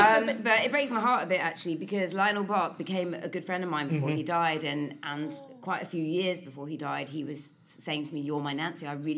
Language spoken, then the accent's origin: English; London, United Kingdom; I'm a Londoner.